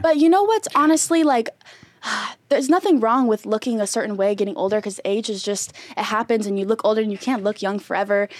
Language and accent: English; San Marcos, California, United States; I went to Mission Hills High School in San Marcos